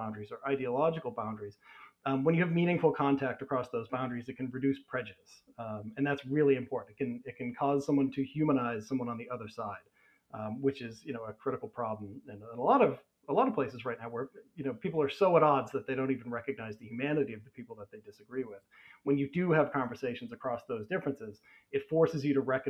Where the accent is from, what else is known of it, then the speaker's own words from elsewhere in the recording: United States; I grew up in America in the 80s